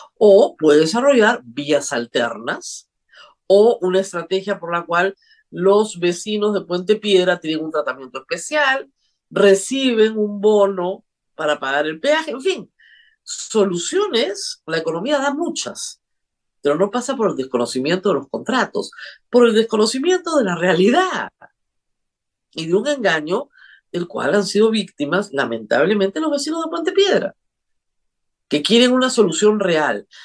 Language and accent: Spanish; Peru